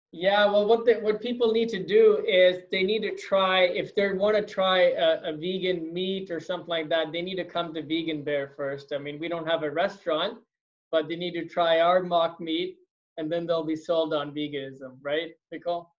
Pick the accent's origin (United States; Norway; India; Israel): India; moved away; I'm originally from India